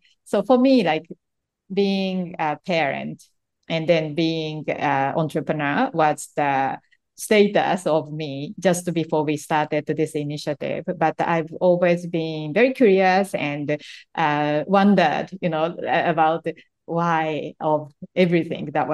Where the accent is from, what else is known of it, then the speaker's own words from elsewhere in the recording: Japan; English is a second language; moved away as an adult; when I was growing up in Japan